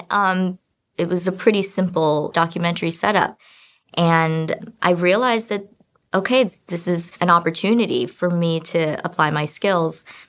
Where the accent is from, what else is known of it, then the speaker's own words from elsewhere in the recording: China; I'm also from China